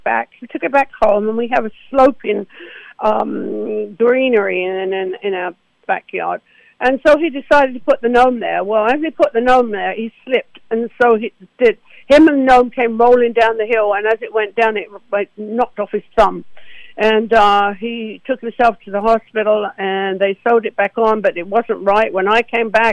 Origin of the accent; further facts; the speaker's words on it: Essex, East of England, United Kingdom; moved away as an adult; now in United States; I'm from Essex in England